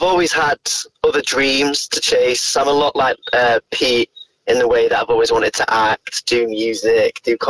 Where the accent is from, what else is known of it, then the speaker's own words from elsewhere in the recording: Manchester, North West England, United Kingdom; I'm from up north, Manchester.